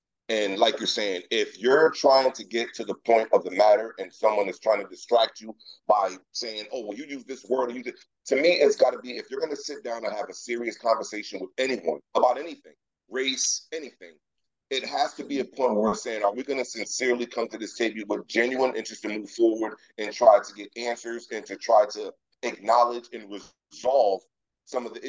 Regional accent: Hartford, Connecticut, United States; I'm from Hartford

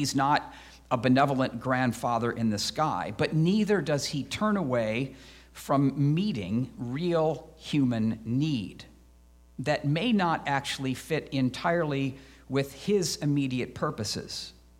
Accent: Midwest, United States; I grew up in the Midwest, so I actually don't mind the seasons.

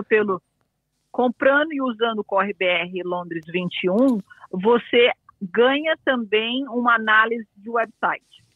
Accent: Brazil; moved away as an adult; also born or lived in England; now in United Kingdom; sou brasileira, mas eu moro aqui há 20 anos

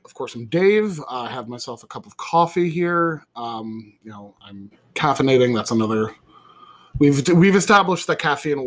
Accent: Somers, New York, United States; My hometown is Somers, New York

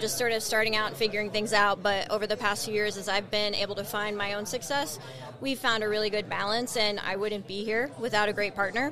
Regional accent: United States; as American

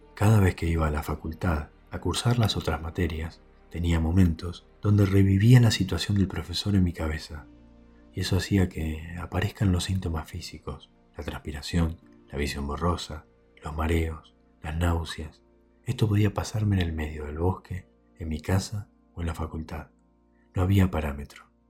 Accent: Quiroga, Buenos Aires Province, Argentina; moved away as an adult; also born or lived in La Plata; Cuando cumplí 18 años, me mudé de mi pueblito Quiroga a la ciudad de La Plata para estudiar medicina

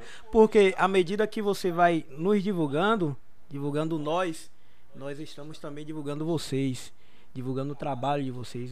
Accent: Brazil; foi o local onde eu me criei, eu cresci, pessoas da comunidade que me viram crescer

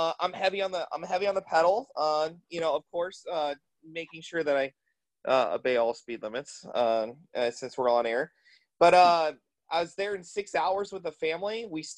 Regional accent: Atlanta, Georgia, United States; Well, I'm from Atlanta, so I love Coca-Cola and Chick-fil-A.

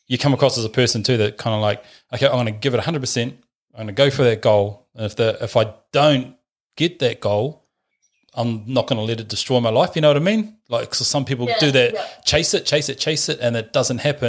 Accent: Bluff, Southland, New Zealand; now in Auckland, New Zealand; I grew up way down on Bluff

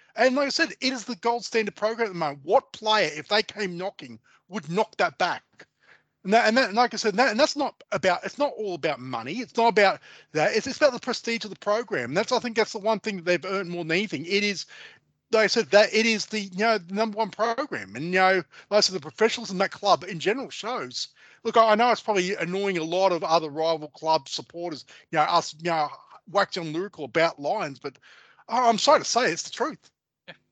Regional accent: Australia; we as Australian sports uh, followers and football supporters

